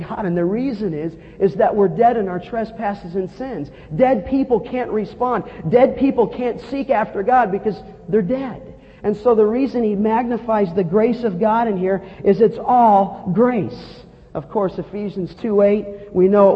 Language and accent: English; Los Angeles, California, United States; as a young boy growing up in Canoga Park in the San Fernando Valley